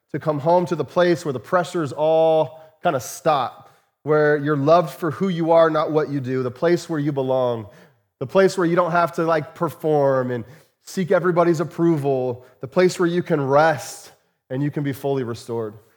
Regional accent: Chandler, Arizona, United States; moved away; Many of you know that I grew up in Arizona. And, uh, grew up in the Phoenix area, uh, in a, in a suburb of Phoenix called Chandler.

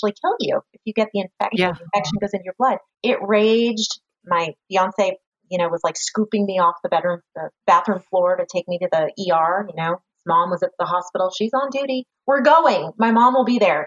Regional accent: San Francisco Bay Area, California, United States; now in Roseville, United States; I grew up in the Bay Area, San Francisco Bay Area, and met my husband when we were like eighth graders

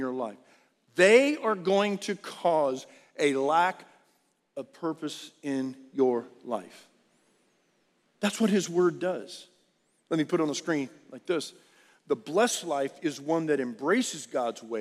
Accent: South Texas, United States; I grew up in South Texas

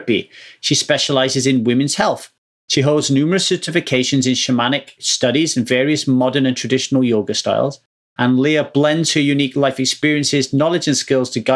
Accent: United Kingdom; now in Los Angeles, United States; I'm British

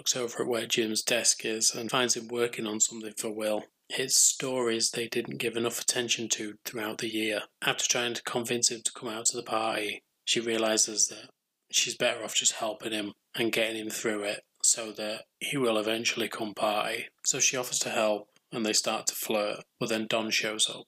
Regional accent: England, United Kingdom; being English

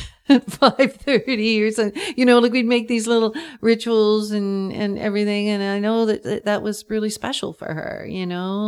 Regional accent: Schmitz, British Columbia, Canada; also born or lived in Vancouver / Nanaimo; now in Pender Island, Canada; I think I grew up in Schmitz and then I kinda lived in Vancouver and then I lived in Nanaimo and all these places and stuff like that. I sort of roamed around, not anywhere far away from the Lower Mainland

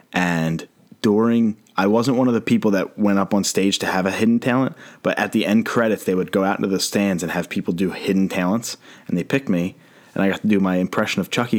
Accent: Philadelphia, Pennsylvania, United States; I realized that I was from Philadelphia

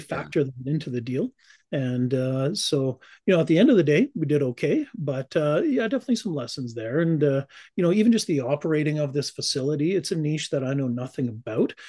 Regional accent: Calgary, Alberta, Canada; now in Cranbrook, Canada; I was born and raised in Calgary

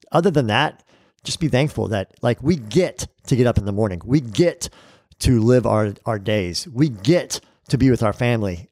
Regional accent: California, United States; I grew up in California

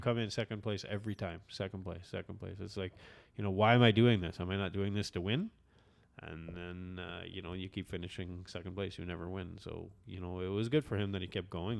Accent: Canada; I'm Canadian

